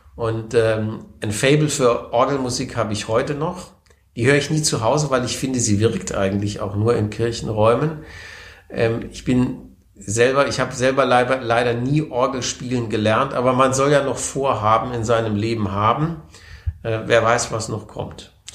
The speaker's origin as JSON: {"language": "German", "town": "Konstanz", "region": "Baden-Württemberg", "country": "Germany", "tie": "born or raised there", "also_born_or_lived": "Wertheim, Baden-Württemberg / Mannheim", "said": "Ich bin die ersten zehn Jahre meines Lebens aufgewachsen in Bestenheit. Das ist ein kleiner Vorort von Wertheim am Main."}